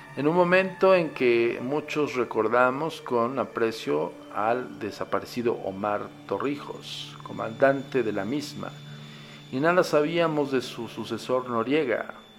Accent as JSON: {"language": "Spanish", "country": "Mexico", "said": "En mi país, ¿eh? en México"}